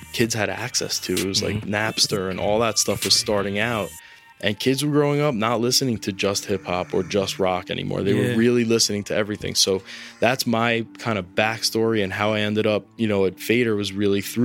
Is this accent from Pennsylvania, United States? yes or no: no; South Shore of Long Island, New York, United States; moved away as an adult; also born or lived in Indiana; I grew up on the South Shore of Long Island.